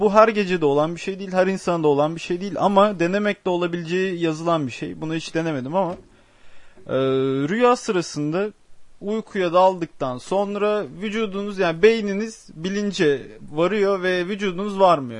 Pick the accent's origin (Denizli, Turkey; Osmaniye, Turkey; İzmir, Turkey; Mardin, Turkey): Osmaniye, Turkey; also born or lived in Adana; ben Adanalıyım. E, Osmaniyeliyim